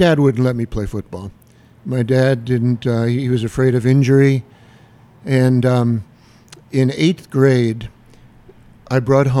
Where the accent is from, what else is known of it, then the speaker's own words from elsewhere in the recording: Pottsville, Pennsylvania, United States; I was raised on Howard Avenue